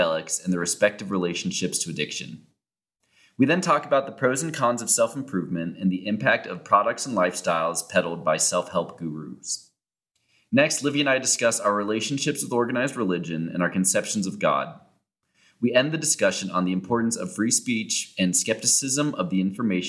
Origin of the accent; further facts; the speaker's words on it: Cincinnati, Ohio, United States; moved away as an adult; now in Denver, United States; I grew up in Cincinnati, not a big Mormon community